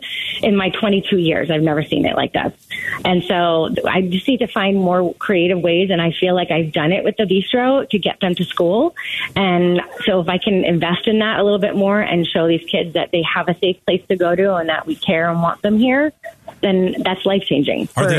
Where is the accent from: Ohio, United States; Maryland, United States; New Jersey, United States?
New Jersey, United States; accent: Jersey; now in Arizona, United States; I'm from the East Coast originally